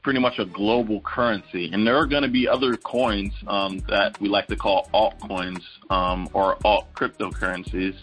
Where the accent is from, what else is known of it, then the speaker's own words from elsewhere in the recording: Charlotte, North Carolina, United States; I'm originally from Charlotte, North Carolina